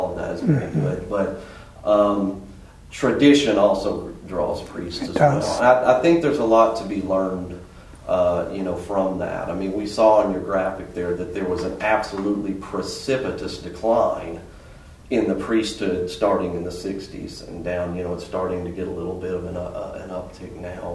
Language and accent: English; Birmingham, Alabama, United States; now in Rapid City, United States; I'm from Birmingham, Alabama